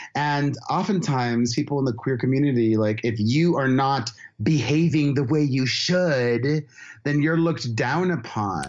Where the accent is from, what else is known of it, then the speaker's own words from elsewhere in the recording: United States; as an American